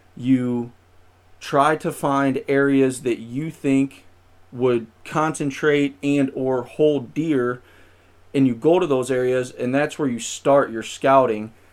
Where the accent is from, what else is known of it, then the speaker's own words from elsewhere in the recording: St. Louis, Missouri, United States; also born or lived in Springfield, Missouri; I'm originally from the Saint Louis area